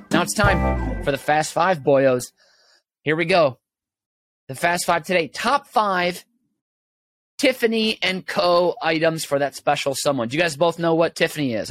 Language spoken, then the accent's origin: English; St. Paul, Minnesota, United States; I'm from Minnesota, by the way, St. Paul, Minnesota, born and raised